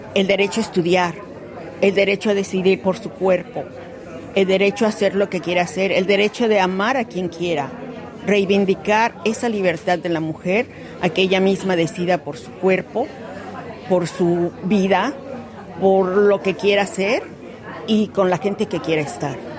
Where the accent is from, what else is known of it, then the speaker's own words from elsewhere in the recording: Mexico; now in Australia; soy mexicana, sí, la comida está aquí, los colores están aquí, la música